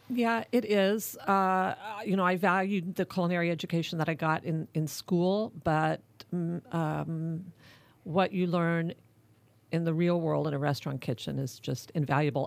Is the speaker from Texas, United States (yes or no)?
yes; Dallas, Texas, United States; moved away as an adult; also born or lived in California; I grew up in Dallas